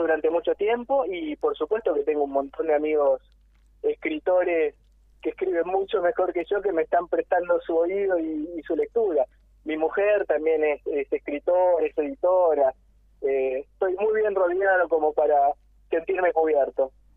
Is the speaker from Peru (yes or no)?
no; Argentina; yo nací acá y yo soy argentino